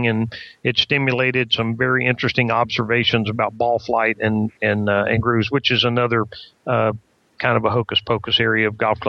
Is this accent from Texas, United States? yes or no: yes; Texas, United States; I'm a Texan